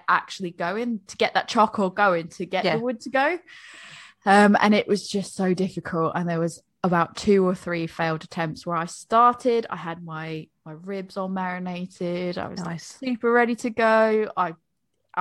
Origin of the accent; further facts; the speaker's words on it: United States; moved away as an adult; now in England, United Kingdom; I'm American, married to a Brit who likes barbecue. We live in England